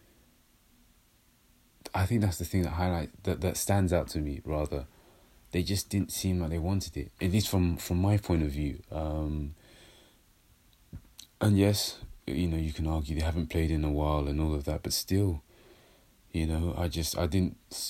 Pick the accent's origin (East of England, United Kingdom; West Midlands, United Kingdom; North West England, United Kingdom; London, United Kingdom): London, United Kingdom; I'm a London boy